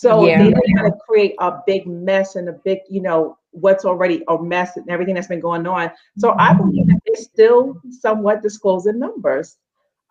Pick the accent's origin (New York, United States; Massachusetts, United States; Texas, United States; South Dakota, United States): New York, United States; now in Atlanta, United States; I'm originally from New York